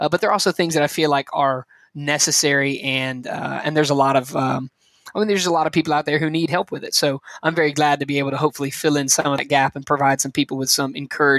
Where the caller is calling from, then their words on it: Anniston, Alabama, United States; I am joining you guys from the very warm location of Anniston, Alabama, about an hour from Birmingham